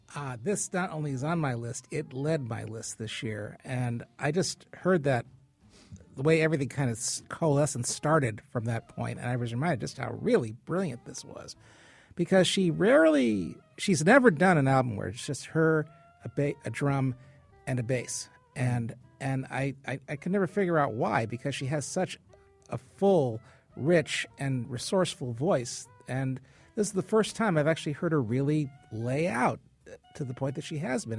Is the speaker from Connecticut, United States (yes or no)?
yes; Hartford, Connecticut, United States; being from Hartford and being born and raised in Hartford